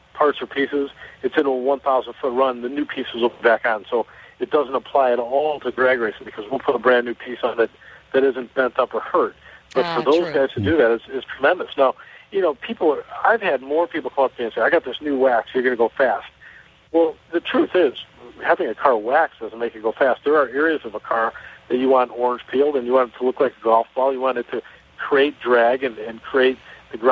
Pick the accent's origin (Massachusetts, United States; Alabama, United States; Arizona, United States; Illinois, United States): Illinois, United States; Chicago; I'm from Chicago